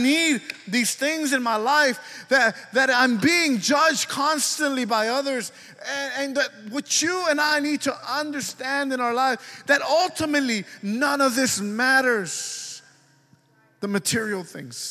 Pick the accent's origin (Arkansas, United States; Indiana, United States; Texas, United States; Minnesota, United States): Texas, United States; Dallas County; I was born on December 26, 1977, I was issued a birth certificate by Dallas County and by the hospital where I was born.